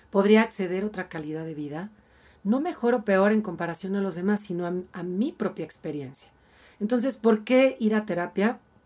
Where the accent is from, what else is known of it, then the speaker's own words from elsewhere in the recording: Mexico; como mexicanos